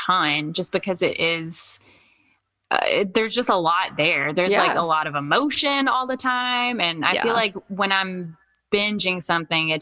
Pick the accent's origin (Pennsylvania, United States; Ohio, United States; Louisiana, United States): Louisiana, United States; I did not grow up in Texas, but I grew up in Louisiana